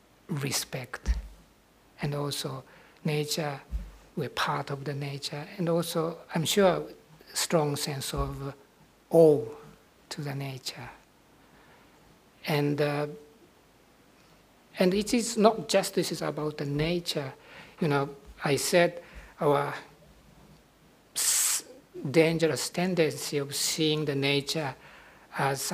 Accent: Nara, Japan; moved away; Nara, Japan, my hometown

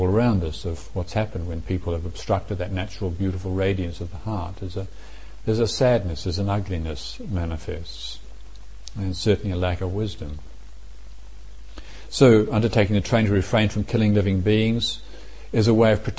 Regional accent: Morrinsville, Waikato, New Zealand; everybody in where I grew up in Moranesville used to go out shooting rabbits or pigs as well

